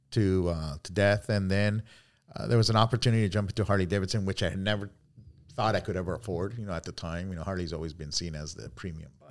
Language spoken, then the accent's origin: English; Cali, Valle del Cauca, Colombia; moved away; Um, I'm originally from Cali, Colombia.